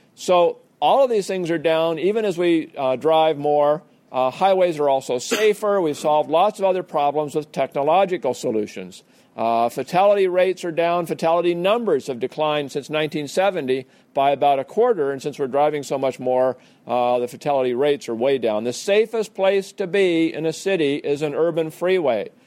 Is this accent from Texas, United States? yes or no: no; Portland, Oregon, United States; I couldn't see Mount Hood from my hometown of Portland, Oregon